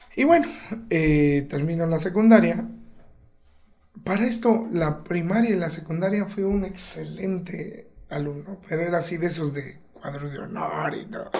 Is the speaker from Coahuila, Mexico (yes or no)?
no; Oaxaca, Mexico; also born or lived in Mexico City; Yo aquí en Río Consolado crecí de los cuatro años a los 16 años, yo viví por acá